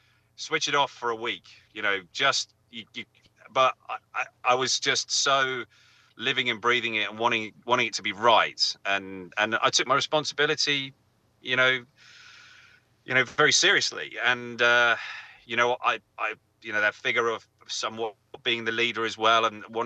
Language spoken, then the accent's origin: English; England, United Kingdom; I'm English